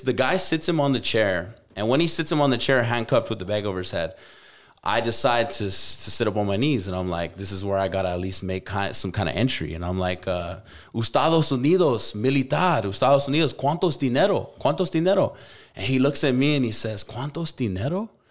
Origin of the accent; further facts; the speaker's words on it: Albuquerque, New Mexico, United States; moved away; go back to my hometown